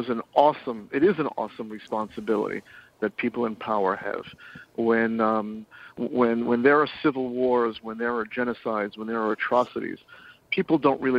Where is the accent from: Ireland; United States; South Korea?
United States; New York City, New York; also born or lived in Middle East; I'm born and bred in New York City. My parents were escaped the Holocaust and made it to Palestine before it was Israel. And from Israel, they came here. And I spent quite a bit of years in the Middle East.